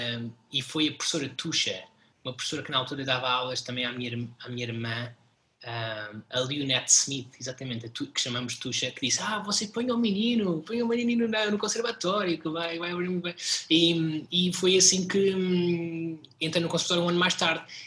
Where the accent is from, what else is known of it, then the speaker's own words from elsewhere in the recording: Portugal; nós enquanto portugueses